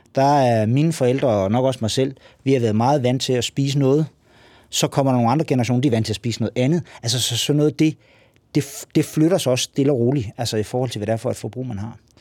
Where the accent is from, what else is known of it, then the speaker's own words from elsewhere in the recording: Lolland-Falster, Zealand, Denmark; Nu kommer jeg fra Lolland Falster.